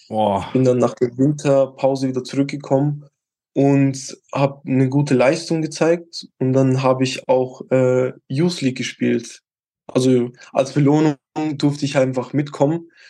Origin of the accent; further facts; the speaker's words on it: Switzerland; bei uns in der Schweiz gibt es halt keine U19, da gibt es nur U18 und dann direkt U21.